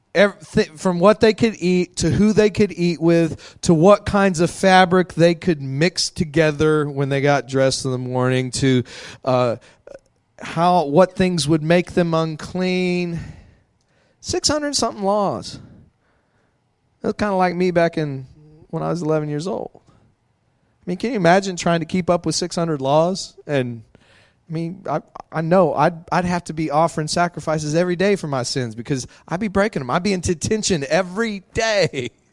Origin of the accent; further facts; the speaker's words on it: Midland, Texas, United States; I grew up out in Midland, Texas